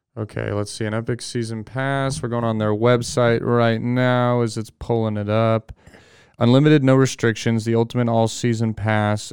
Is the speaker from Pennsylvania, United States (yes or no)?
no; California, United States; I grew up in California